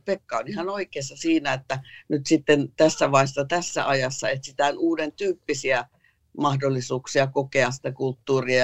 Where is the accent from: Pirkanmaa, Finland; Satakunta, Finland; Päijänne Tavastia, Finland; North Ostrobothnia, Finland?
Pirkanmaa, Finland; Tampere; kun mä olin nuori Hervannassa